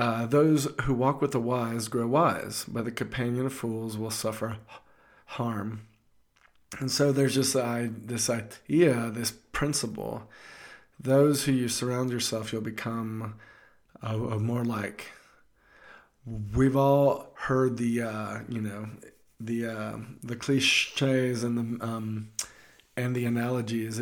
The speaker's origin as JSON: {"language": "English", "region": "the South", "country": "United States", "said": "I'm from the South, and we used to go crabbing"}